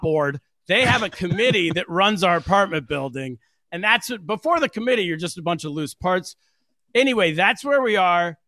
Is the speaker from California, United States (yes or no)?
yes; California, United States; moved away as an adult; now in New York City, United States; I grew up in California.